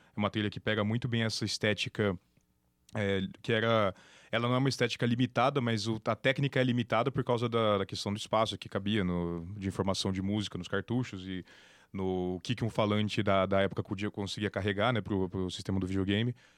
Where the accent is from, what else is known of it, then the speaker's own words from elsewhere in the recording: Campinas, São Paulo, Brazil; also born or lived in São Carlos; em Campinas, que é minha cidade natal